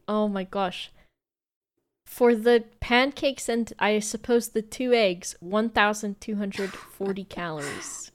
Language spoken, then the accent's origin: English; United States; as an American